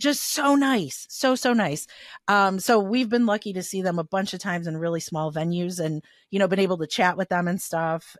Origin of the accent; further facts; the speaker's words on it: Chicago, Illinois, United States; I grew up in Little Italy